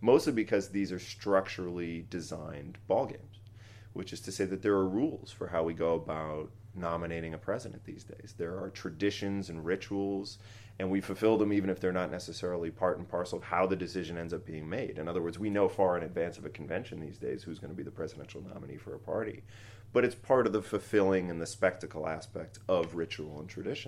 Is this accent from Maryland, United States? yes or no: no; Boston, Massachusetts, United States; I'm a Boston Red Sox fan because I grew up in Boston.